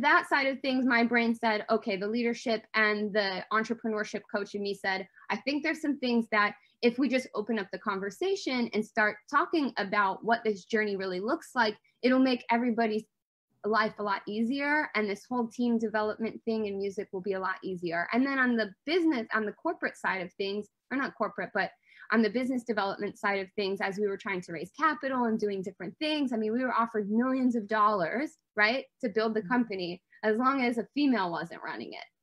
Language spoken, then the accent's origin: English; Detroit, Michigan, United States; I grew up in Motown